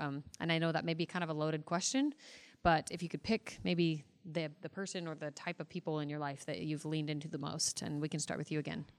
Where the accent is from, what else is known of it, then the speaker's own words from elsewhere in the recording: Mesa, Arizona, United States; I am from Mesa, Arizona